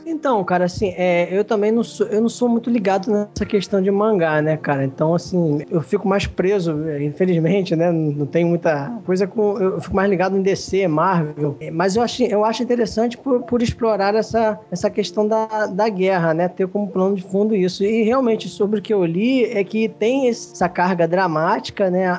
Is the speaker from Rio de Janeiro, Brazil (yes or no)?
yes; Rio de Janeiro, Brazil; eu sou aqui do Rio.